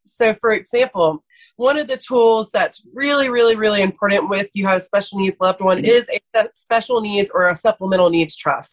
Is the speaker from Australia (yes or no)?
no; Athens, Georgia, United States; also born or lived in Atlanta, Georgia; So I am from Athens, Georgia